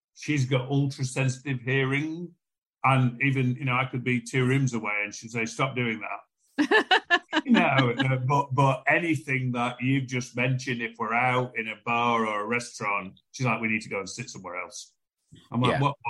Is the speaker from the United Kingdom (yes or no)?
yes; United Kingdom; we're British